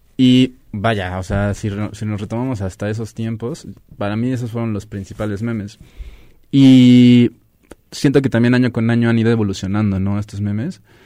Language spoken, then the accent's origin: Spanish; Mexico